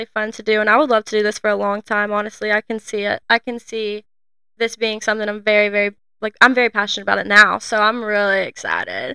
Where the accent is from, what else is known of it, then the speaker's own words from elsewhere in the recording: a town 20 minutes from Scottsboro, Alabama, United States; there's two red lights in our hometown